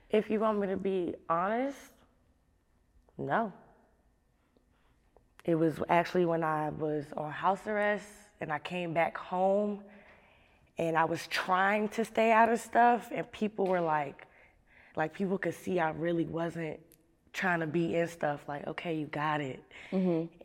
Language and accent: English; Maryland, United States; So I am from Anne Arundel County. A lot of people don't know where that is. It's close to Baltimore, and it's still close to DC too.